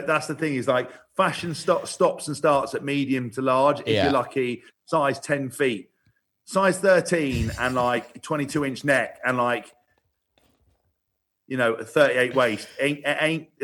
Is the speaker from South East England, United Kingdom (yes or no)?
yes; Windsor, South East England, United Kingdom; I grew up around Windsor